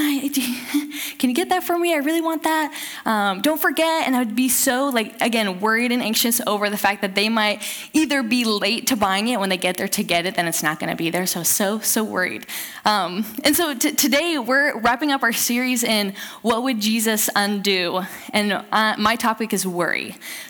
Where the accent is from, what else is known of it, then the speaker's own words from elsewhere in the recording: Southern California, United States; moved away as an adult; now in Eugene, United States; I grew up in Southern California and moved up here to go to school in Eugene, Oregon